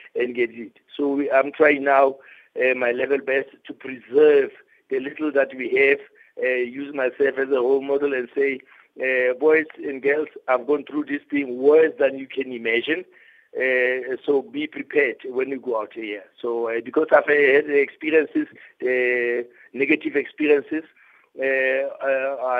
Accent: Gauteng, South Africa; I'm from the province. I'm from the Gauteng province, which is a province of champions.

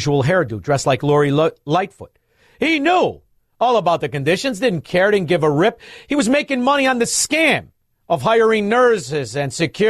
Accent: Chicago, Illinois, United States; We're from Chicago

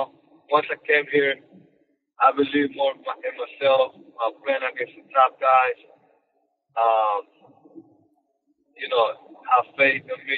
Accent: Dominican Republic; English is a second language; now in United States; I'm Dominican from the Dominican Republic.

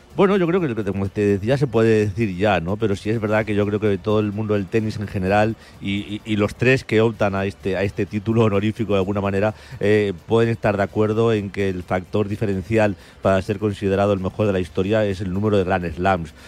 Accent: Spain; como español

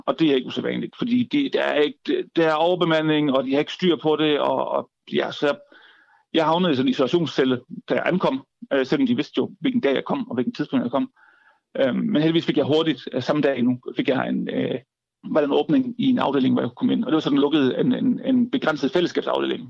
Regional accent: Southern Jutland, Southern Denmark, Denmark; jeg flyttede tilbage til Sønderland, hvor jeg kommer fra

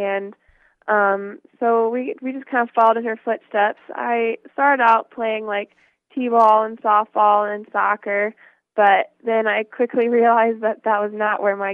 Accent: Jamestown, Ohio, United States; also born or lived in Morgantown, West Virginia; I was born in West Virginia, and I lived in Morgantown for the first, 4 to 5 years of my life, and then I moved to Jamestown, Ohio

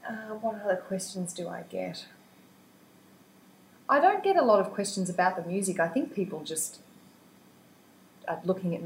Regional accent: Wingham, New South Wales, Australia; Wingham, Killebark, really, which is outside Wingham, which is outside Taree, which is about 400 k's north of Sydney.

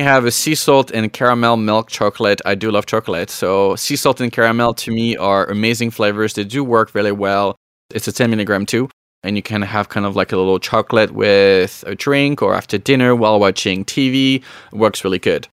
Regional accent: France; moved away as an adult; now in Canada; born and raised in France and I migrated to Canada about 13 years ago.

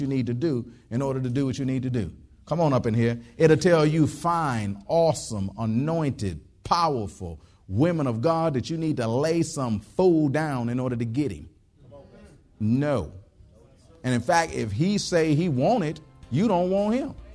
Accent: Detroit, Michigan, United States; moved away; I was from Detroit originally and stuff like that. And it get cold in Detroit.

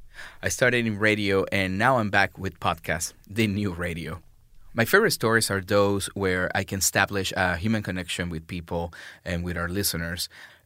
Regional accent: Venezuela; I'm a senior producer for The Take. I was born and raised in Venezuela, and I've been doing journalism since I was very young.

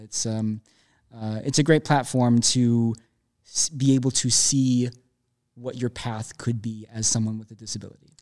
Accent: Minneapolis, Minnesota, United States; now in Chicago, United States; I'm from Minneapolis

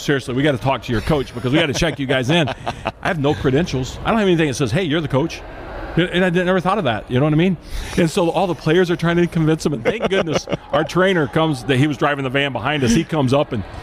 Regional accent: Elkhart, Indiana, United States; I grew up in Elkhart

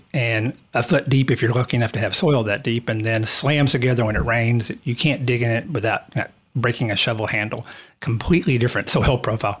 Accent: East Texas, United States; moved away as an adult; now in Australia; I'm from East Texas. It's the place where you see the giant cypress trees. Think of the deep old South, moss hanging from the trees

